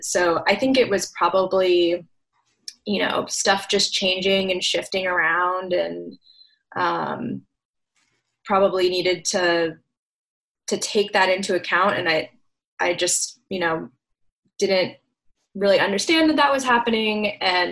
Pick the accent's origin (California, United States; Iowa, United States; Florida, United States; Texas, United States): Florida, United States; St. Petersburg; moved away as an adult; also born or lived in Durham, North Carolina; now in Washington, DC, United States; I was born and raised in St. Petersburg, Florida, and moved to the DC area almost exactly 10 years ago, and live now in Northwest Washington, DC